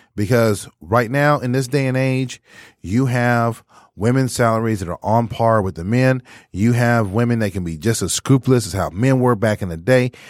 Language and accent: English; Texas, United States; now in Michigan, United States; in my hometown during that time period in eighty-two